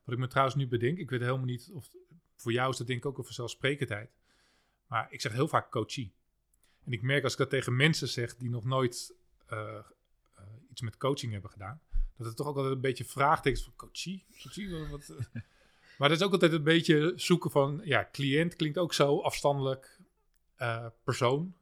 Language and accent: Dutch; Haarlem, North Holland, Netherlands; ik kom zelf uit Haarlem-Noord